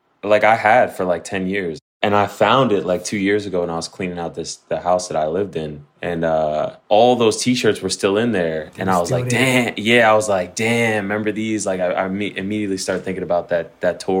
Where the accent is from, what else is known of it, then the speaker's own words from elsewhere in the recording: New Jersey, United States; I was born and raised in Jersey, North Jersey, like probably 20 minutes outside of New York City.